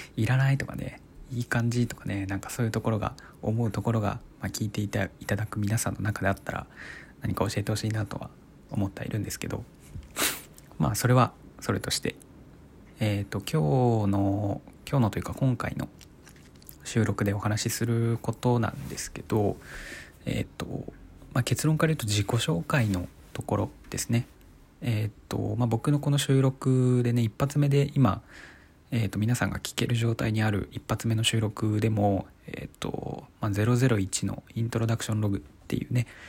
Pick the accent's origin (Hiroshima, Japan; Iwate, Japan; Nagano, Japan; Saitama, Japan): Iwate, Japan; 僕は生まれは岩手県ですねうんでそこから、まあ、特にねあの転勤族とかそういうわけでもなくてもうずっと岩手でまあ今というか大学まであのずっと岩手で育ってきた